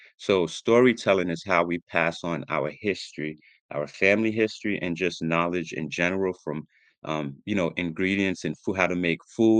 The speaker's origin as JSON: {"language": "English", "country": "Jamaica", "said": "I'm from Jamaica, and being born in Jamaica"}